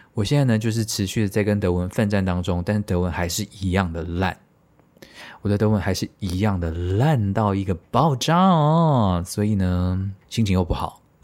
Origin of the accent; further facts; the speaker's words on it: Taiwan; 真土生土长的台湾人